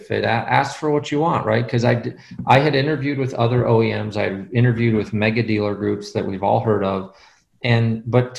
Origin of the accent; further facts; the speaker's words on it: Boulder, Colorado, United States; moved away as an adult; also born or lived in Midland, Michigan / Nashville, Tennessee; I grew up in Boulder, Colorado, which is an interesting place to grow up